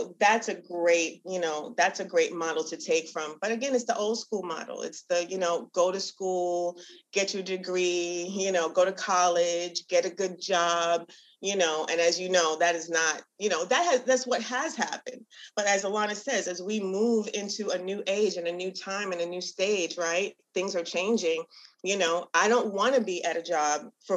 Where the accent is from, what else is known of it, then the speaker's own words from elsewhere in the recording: Barbados; we're from Barbados